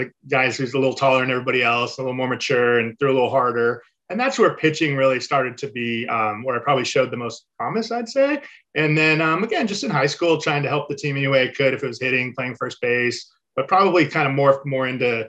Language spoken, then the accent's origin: English; Mission Viejo, California, United States; So I grew up in Mission Viejo, California, which is in Orange County, Southern.